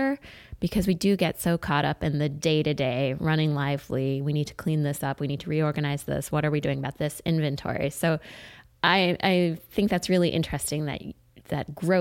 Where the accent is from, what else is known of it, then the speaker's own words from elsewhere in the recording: Oak Park, Illinois, United States; We grew up in Oak Park and we opened a business together